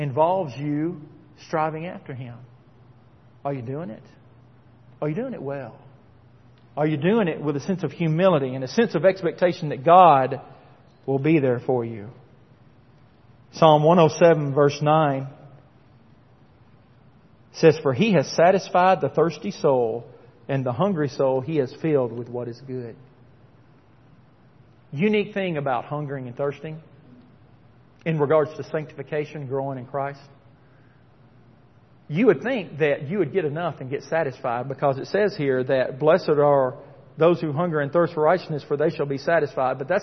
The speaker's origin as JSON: {"language": "English", "region": "Tennessee", "country": "United States", "tie": "born or raised there", "said": "When I was growing up in Tennessee"}